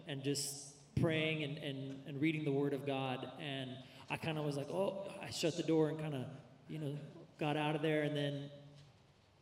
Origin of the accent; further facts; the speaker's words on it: Central California, United States; I grew up mostly in Central California